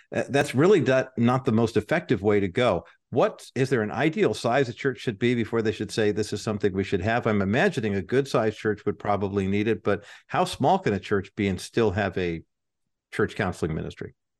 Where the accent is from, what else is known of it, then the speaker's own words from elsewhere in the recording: Whittier, California, United States; Whittier, my hometown